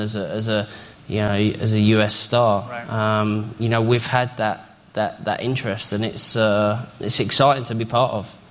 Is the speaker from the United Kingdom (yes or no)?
yes; England, United Kingdom; proud to be part of that as an Englishman